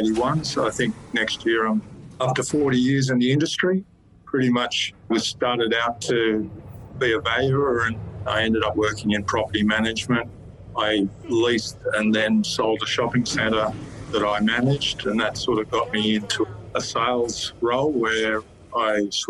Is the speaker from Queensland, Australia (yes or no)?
yes; Warwick, Queensland, Australia; also born or lived in northern New South Wales / Sydney; now in Canberra, Australia; I was born and bred in Queensland